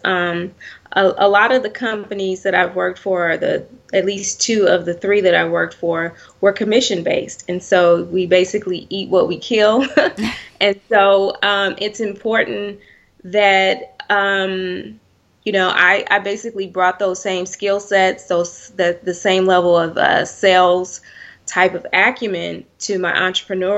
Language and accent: English; Oakland, California, United States; I grew up in Oakland, California, to be exact